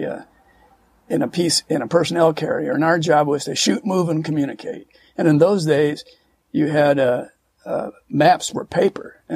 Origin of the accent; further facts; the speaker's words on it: Santa Monica, California, United States; also born or lived in Manila, Philippines / Fort Monroe, Virginia; we came to California, and then I grew up in Santa Monica all the way through